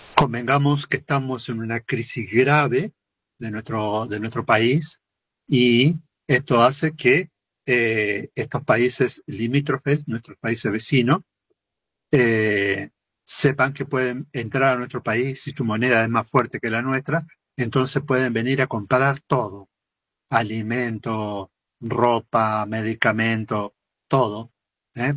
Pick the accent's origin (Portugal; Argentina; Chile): Argentina